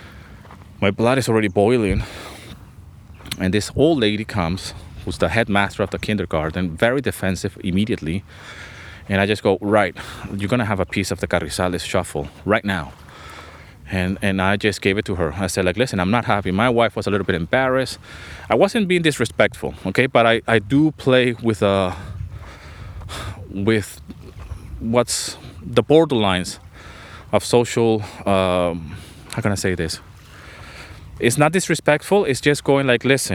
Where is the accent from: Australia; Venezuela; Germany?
Venezuela; also born or lived in London, England; now in Greece; I grew up in Venezuela